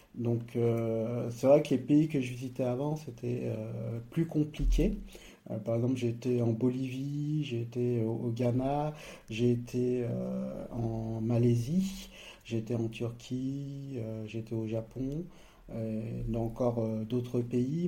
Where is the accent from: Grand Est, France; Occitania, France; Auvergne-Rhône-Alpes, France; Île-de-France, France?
Auvergne-Rhône-Alpes, France; Savoie; moved away; also born or lived in Nice, France; moi, j'ai grandi au savoie je suis à une demi-heure de là où j'ai grandi